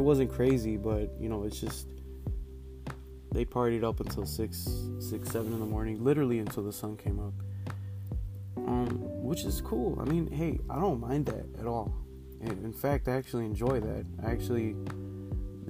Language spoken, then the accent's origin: English; Chicago, Illinois, United States; I am from Chicago